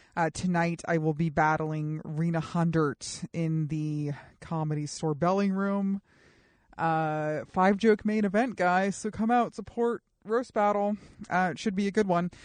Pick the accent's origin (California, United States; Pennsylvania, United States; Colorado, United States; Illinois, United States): Colorado, United States; Colorado Springs; moved away; grow up in the suburbs, especially in the suburbs of Colorado Springs